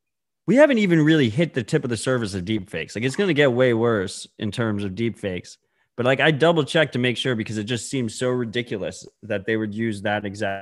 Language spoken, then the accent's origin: English; United States; My American bias is showing